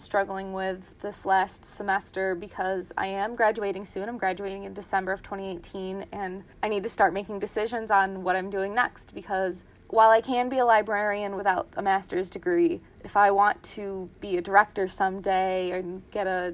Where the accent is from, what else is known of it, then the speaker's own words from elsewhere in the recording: Ilion, New York, United States; I am from Ilion, New York, which is near Utica, New York, about an hour from Syracuse